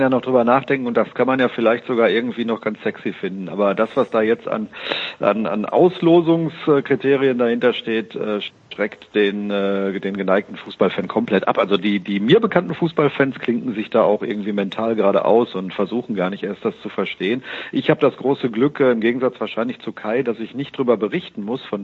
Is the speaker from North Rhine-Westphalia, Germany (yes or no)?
yes; Dortmund, North Rhine-Westphalia, Germany; das sagt man als Dortmunder ja nicht so ganz